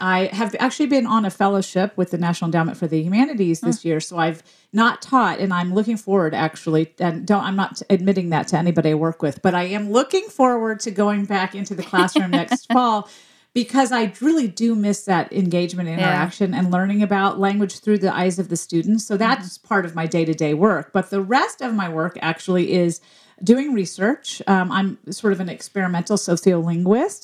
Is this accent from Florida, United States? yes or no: no; Memphis, Tennessee, United States; the city I grew up in, which was Memphis, Tennessee